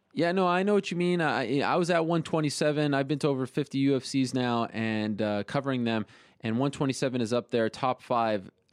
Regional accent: Canada; Canadians, like uh, like like my home country

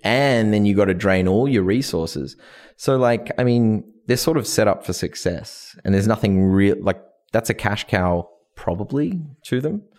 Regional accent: Australia; moved away; I'm from Australia

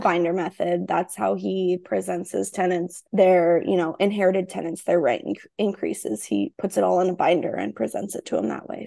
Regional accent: small town in Iowa, United States; I'm in this small town in Iowa

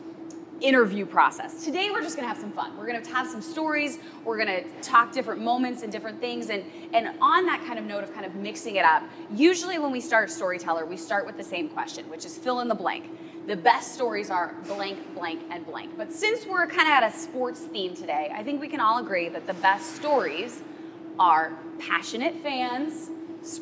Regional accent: Seattle, Washington, United States; I was fortunate enough to be a sportscaster in my hometown of Seattle for a decade

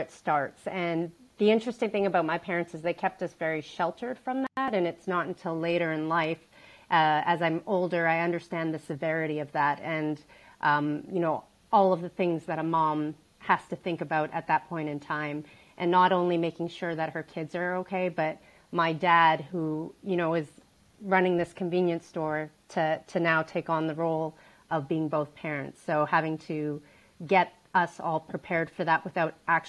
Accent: Calgary, Alberta, Canada; I grew up in Calgary, Alberta, Canada

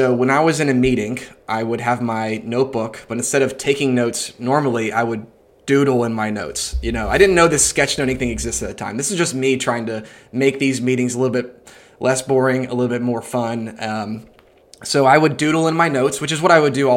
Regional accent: Atlanta, Georgia, United States; I'm from Atlanta, Georgia, and I'm in Atlanta right now.

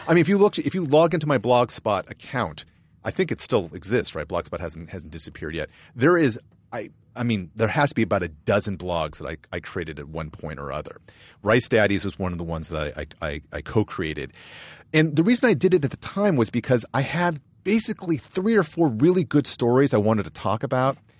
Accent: San Marino, California, United States; also born or lived in Boston, Massachusetts / San Francisco Bay Area; I grew up in San Marino

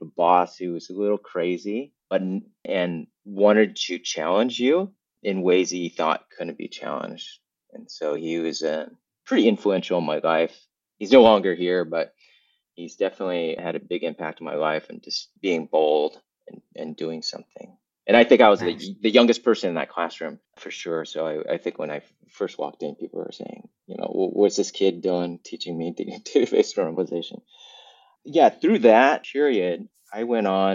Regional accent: Southern California, United States; also born or lived in Vietnam; I grew up in Southern California. So I was born in Vietnam, left as a war refugee, and spent most of my life in California

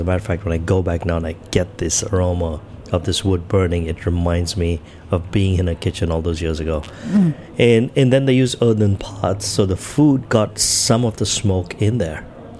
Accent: Mumbai, Maharashtra, India; also born or lived in Goa; I grew up in Bombay where everybody spoke English. So mm-hmm. I barely spoke any Hindi.

